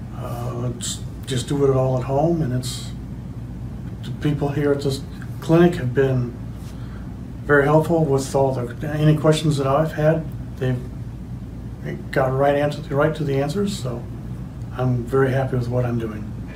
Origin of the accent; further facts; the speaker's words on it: Winfield, Iowa, United States; I'm from Winfield, Iowa.